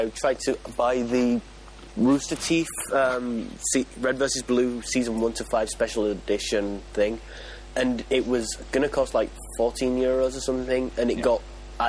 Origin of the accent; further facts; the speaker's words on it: United Kingdom; Because we're British.